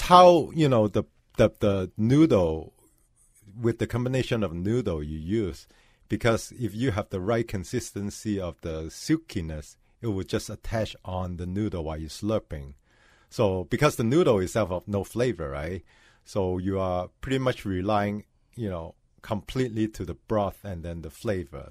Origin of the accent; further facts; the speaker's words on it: Hong Kong; now in Minneapolis, United States; I was born in Hong Kong